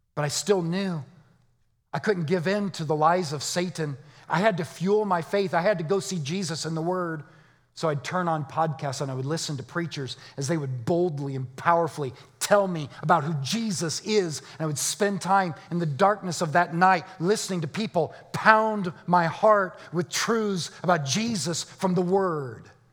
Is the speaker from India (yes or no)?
no; Arizona, United States; I'm from Arizona.